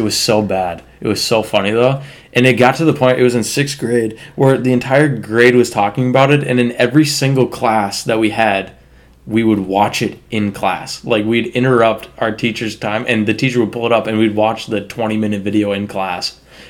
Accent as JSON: {"language": "English", "town": "Marshall", "country": "United States", "tie": "born or raised there", "said": "We're both from Marshall."}